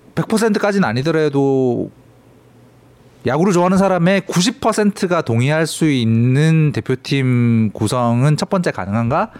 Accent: Changwon, South Gyeongsang, South Korea; moved away; 사실 제 고향은 그 제가 고향을 떠나온 뒤로 너무 많이 바뀌어가지고.

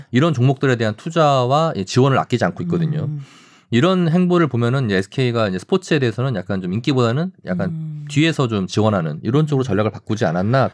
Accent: Daejeon, South Korea; 저 이제 고향이 대전이다 보니까

